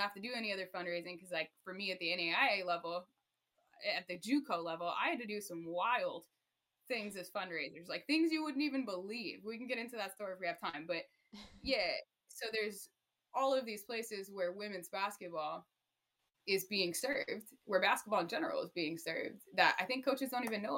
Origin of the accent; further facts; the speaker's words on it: Austin, Texas, United States; moved away; also born or lived in Arizona; I'm from Austin, Texas originally.